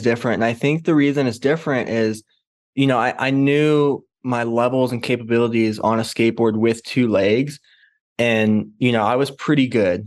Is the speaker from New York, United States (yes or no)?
no; St. Louis, Missouri, United States; I grew up in Saint Louis, Missouri, far away from the mountains